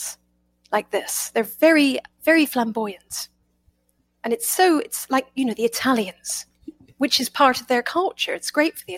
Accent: United Kingdom; accent: British; now in United States

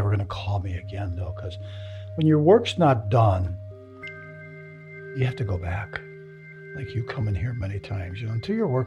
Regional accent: the South, United States; But that was part of the ritual of growing up in the South.

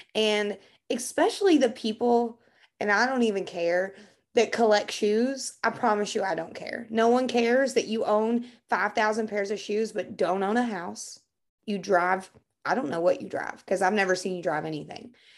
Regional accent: Kentucky, United States; I'm from Kentucky and we don't pronounce big words here

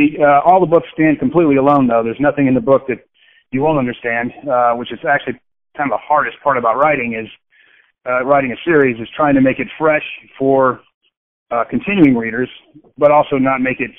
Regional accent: Okinawa, Japan; born there; I was born in Okinawa, Japan, because my dad was in Vietnam on a military base.

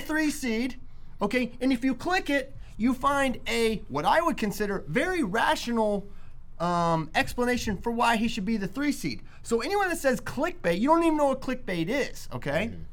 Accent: Shenandoah Valley, Virginia, United States; I'm from the Shenandoah Valley, baby, and I'm proud.

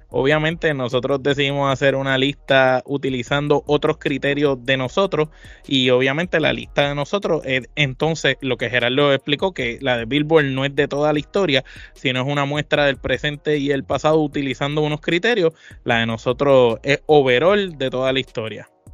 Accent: Puerto Rico; nosotros somos de Puerto Rico

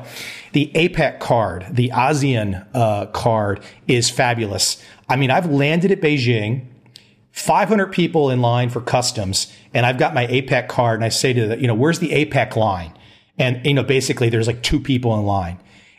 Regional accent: United States; moved away as an adult; now in Asia; as an American now in Asia

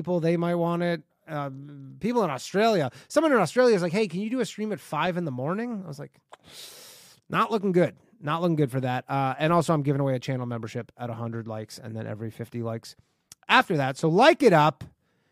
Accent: Canada; moved away; I grew up in Canada

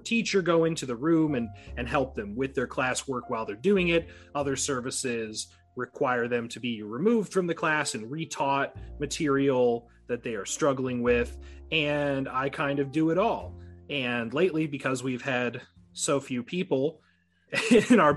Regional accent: Galesburg, Illinois, United States; I'm from... the lovely town of Galesburg, Illinois, over in the west central part of the state

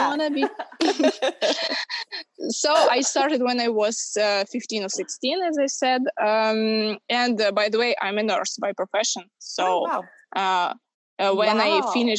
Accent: Ukraine; I live in Ukraine. I'm from Ukraine

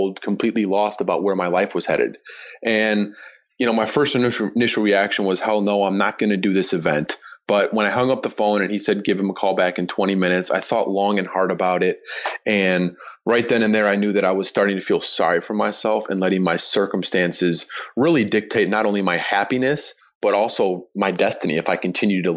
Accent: Chicago, Illinois, United States; my hometown team, the Chicago Bears

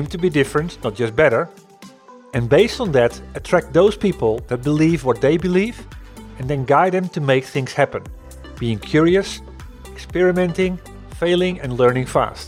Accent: Netherlands; I'm coming from the Netherlands, and the company I used to work for

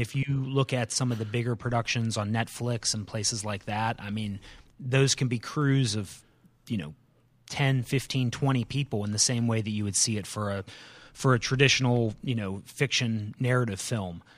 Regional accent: Canton, Ohio, United States; moved away as an adult; also born or lived in North Carolina; now in Winston-Salem, United States; born and raised in the Canton, Ohio area

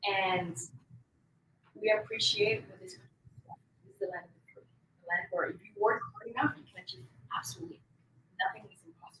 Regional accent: Colombia; now in United States; I'm from Colombia, made in the USA.

